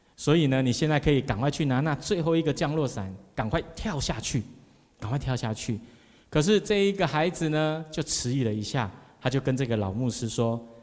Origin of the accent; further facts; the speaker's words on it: Taiwan; 我们台湾人没有办法为着台湾牺牲